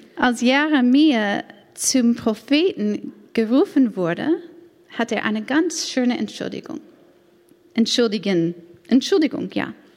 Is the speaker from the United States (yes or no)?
yes; United States; German is a second language; moved away as an adult; now in Stade, Germany; bin ich Amerikanerin